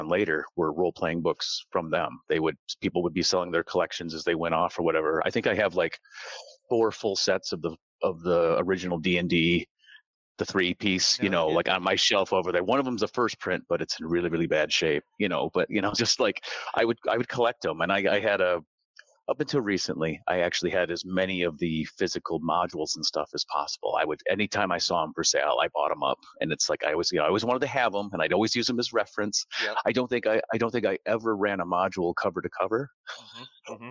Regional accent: Michigan, United States; I grew up in Michigan

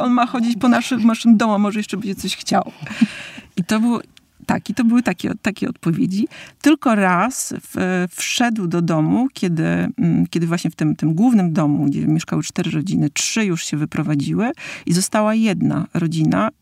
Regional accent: Warmian-Masurian Voivodeship, Poland; jako Mazur

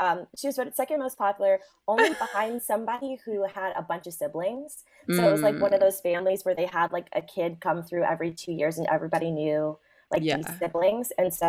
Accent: Prince George's County, Maryland, United States; also born or lived in Washington, D.C.; now in Chicago, United States; So I was born in Northeast, and then my parents moved to the suburbs. So the gorgeous Prince George's, Prince George's County.

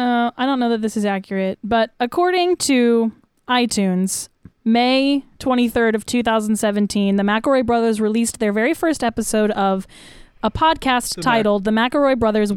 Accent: the South, United States; The South.

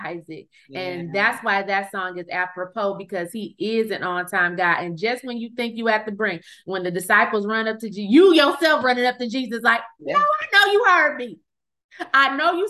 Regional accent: Flint, Michigan, United States; now in Dallas, United States; I'm originally from Flint, Michigan

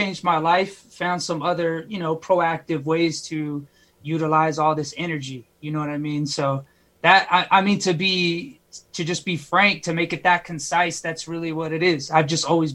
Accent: California, United States; now in Arizona, United States; I grew up in California.

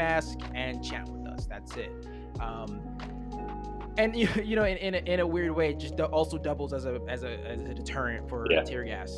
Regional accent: New York City, New York, United States; also born or lived in New Jersey; I grew up in New York City and in New Jersey, just like this little tri-state area, which is, you know, pretty liberal

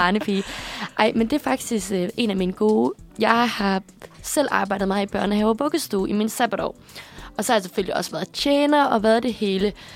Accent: Aarhus, Central Denmark Region, Denmark; moved away as an adult; now in Copenhagen, Denmark

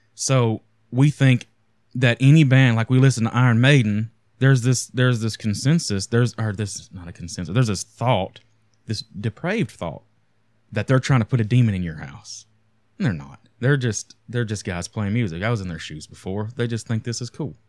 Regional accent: United States; a American poor kid growing up

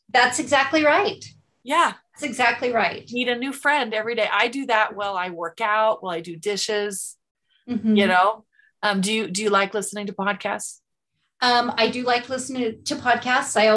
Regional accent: Sandy, Utah, United States; also born or lived in Draper, Utah; now in Woodland Hills, United States; I grew up in Sandy and Draper, Utah.

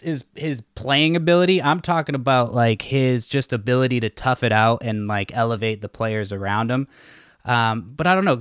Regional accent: Boston, Massachusetts, United States; now in Washington, United States; I'm from Boston

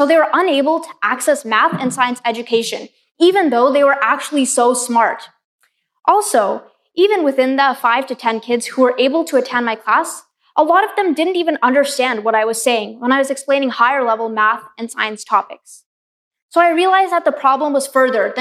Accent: Pacific Northwest, United States; Growing up in the Pacific Northwest, places around me, even the name Seattle, come from Native American languages

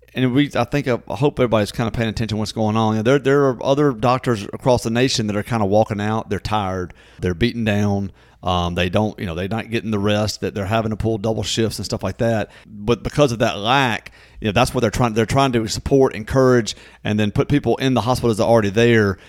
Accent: Natchez, Mississippi, United States; born or raised there

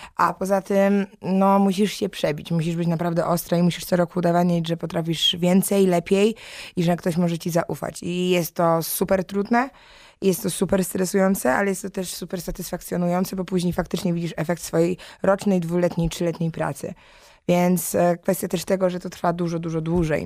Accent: Silesian Voivodeship, Poland; moved away; ja jestem ze Śląska, więc ogólnie Śląsk jest mi dobrze znany, a moi rodzice mieszkają w Gliwicach

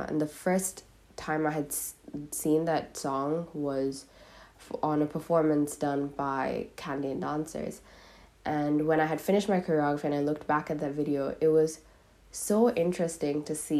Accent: Dubai, United Arab Emirates; also born or lived in Sri Lanka; now in Australia; I was born in Sri Lanka, raised in Dubai, living in Australia, learning an Indian classical dance form.

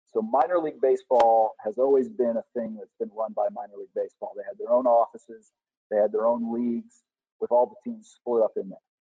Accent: Madison, Alabama, United States; also born or lived in Huntsville, Alabama; I was born in Huntsville Hospital, raised in Madison, Alabama.

